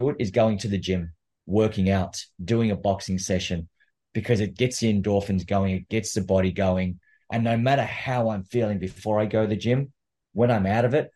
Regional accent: New South Wales, Australia; also born or lived in Canberra, Australian Capital Territory; I was born in Australia, born in Canberra, which is the capital city. And Canberra is about a 3-hour drive south of Sydney. And I grew up in a small town just outside of Canberra

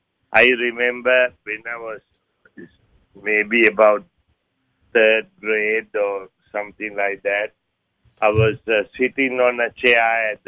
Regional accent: Sri Lanka; moved away; I was born in Sri Lanka.

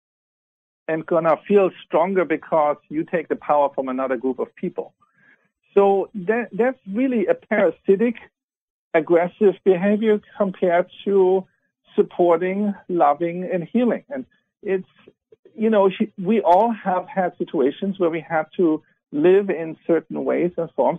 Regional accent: Germany; moved away; I was born in Germany.

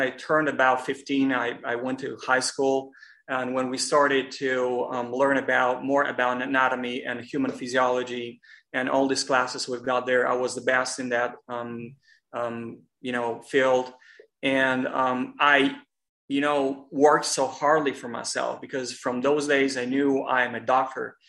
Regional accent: Moldova; now in Los Angeles, United States; I'm originally from Republic of Moldova, but it's pretty much the neighbor of Romania.

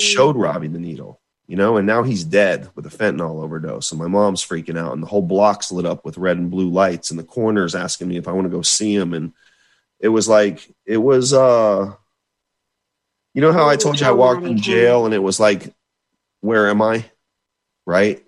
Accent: Florida, United States; I had never left my home state of Florida

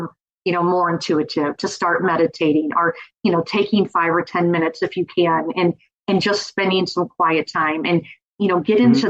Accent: Missouri, United States; I'm from Missouri

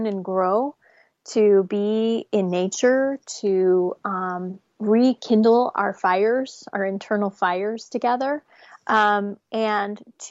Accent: New Jersey, United States; growing up in New Jersey in a like a Section 8 apartment building

